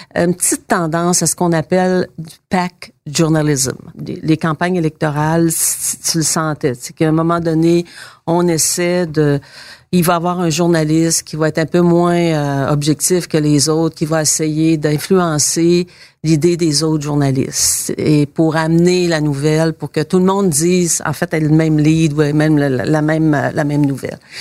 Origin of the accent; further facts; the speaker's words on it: Saint-Roch-des-Aulnaies, Quebec, Canada; Je suis né à Saint-Roch-des-Aunais